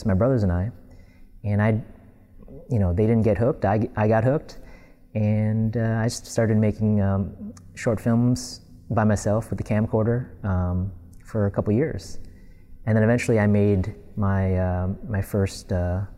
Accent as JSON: {"language": "English", "town": "Glenview", "region": "Illinois", "country": "United States", "tie": "born or raised there", "also_born_or_lived": "Northbrook, Illinois", "moved": "as an adult", "lives_now": "Los Angeles, United States", "said": "I grew up in Illinois and I moved in 2005"}